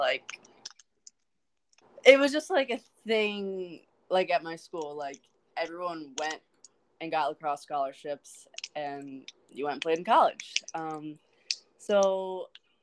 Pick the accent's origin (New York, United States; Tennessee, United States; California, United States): New York, United States; upstate; I'm from upstate New York.